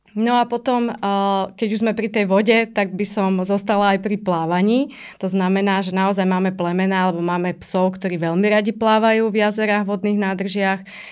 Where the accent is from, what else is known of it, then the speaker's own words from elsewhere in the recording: Trnava, Trnava Region, Slovakia; also born or lived in Pusté Úľany; som vyrastala v byte v Trnave